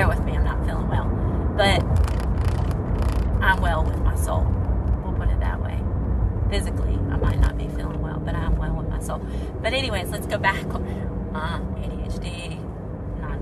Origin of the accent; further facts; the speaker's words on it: United States; moved away as an adult; also born or lived in Saudi Arabia; I'm an American